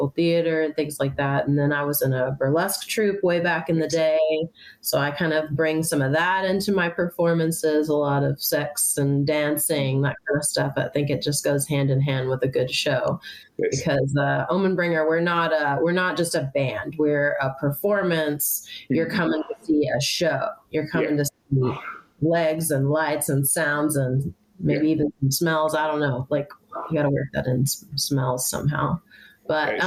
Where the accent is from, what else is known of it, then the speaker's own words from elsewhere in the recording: Nashville, Tennessee, United States; being born and raised from here